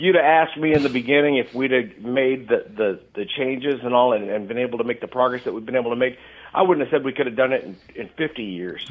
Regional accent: Johnson County, Kansas, United States; moved away as an adult; I grew up in eastern Kansas uh, in uh, in Johnson County, Kansas

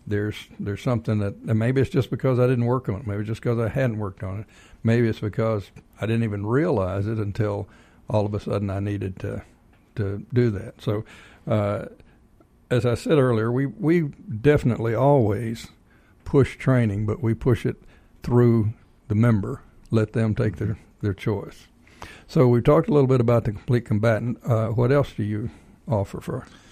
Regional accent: Texas, United States; now in Georgia, United States; I'm originally from Texas

